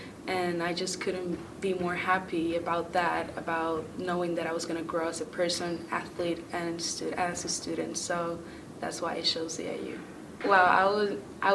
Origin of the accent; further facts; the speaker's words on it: Puerto Rico; moved away as an adult; now in Illinois, United States; I'm from Puerto Rico